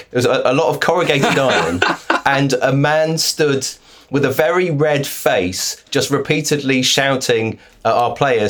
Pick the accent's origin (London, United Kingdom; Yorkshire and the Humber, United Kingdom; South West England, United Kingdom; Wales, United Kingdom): South West England, United Kingdom; Plymouth; I grew up in Plymouth, but my parents weren't really football people. My dad was down there because he was in the army